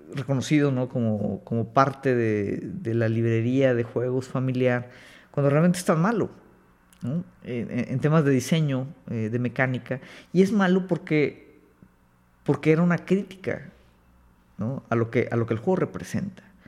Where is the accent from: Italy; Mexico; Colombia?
Mexico; acá en México